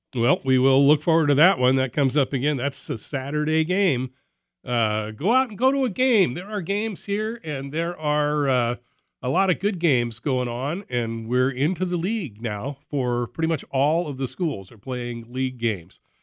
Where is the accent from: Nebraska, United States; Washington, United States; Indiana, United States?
Washington, United States; Tacoma; When I was growing up near Annie Wright